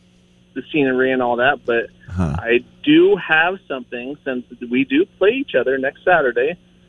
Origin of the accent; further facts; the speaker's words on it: Colfax, Washington, United States; hit up my hometown of Colotus